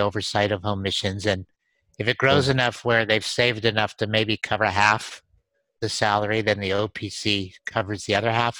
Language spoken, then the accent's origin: English; New Mexico, United States; now in Austin, United States; I'm from New Mexico in Austin.